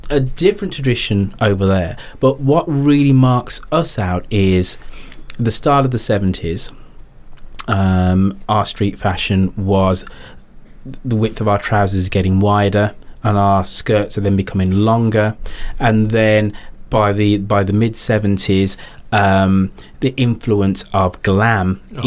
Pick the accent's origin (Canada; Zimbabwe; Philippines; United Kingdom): United Kingdom; England; us as, as English people